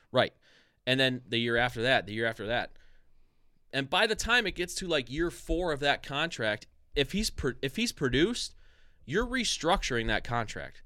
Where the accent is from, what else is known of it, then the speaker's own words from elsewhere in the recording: Strongsville, Ohio, United States; when we were kids, we grew up in s, we grew up in Strongsville